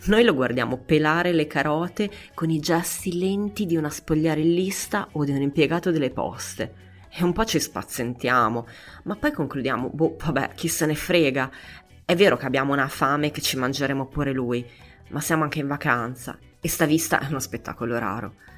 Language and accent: Italian; Milan, Lombardy, Italy; Io sono di Milano